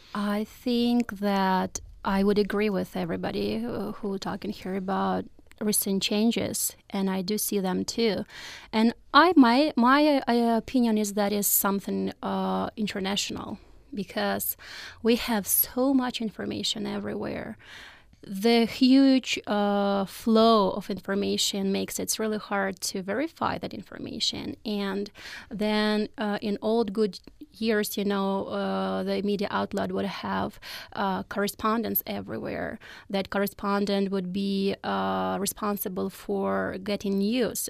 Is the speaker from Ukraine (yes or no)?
yes; Ukraine; I'm from Ukraine. I'm assistant professor in the Parisian National University, uh, which is a big university in the eastern Ukraine